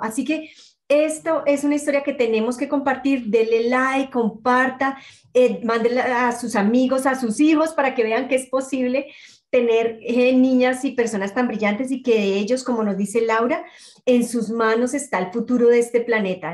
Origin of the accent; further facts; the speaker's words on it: Colombia; moved away; como colombiana en el exterior